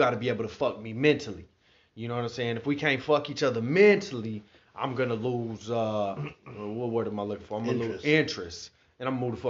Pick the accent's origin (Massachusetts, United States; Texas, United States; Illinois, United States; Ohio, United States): Texas, United States; Houston; I was born in Houston. 1994. June 21st.